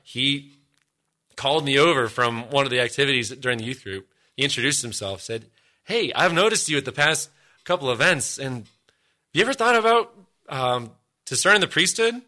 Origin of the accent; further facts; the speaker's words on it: Columbus, Ohio, United States; also born or lived in Denver, Colorado; when we moved from Denver, where I was born, out here to Columbus, Ohio, God's promised land